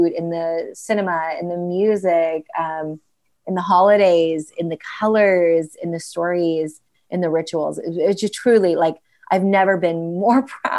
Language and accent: English; United States; also born or lived in India / London; I didn't feel like an Indian in America